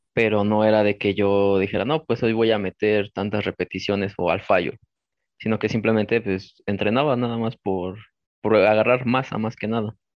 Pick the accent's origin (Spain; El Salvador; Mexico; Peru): Mexico; Mexico City; soy de la Ciudad de México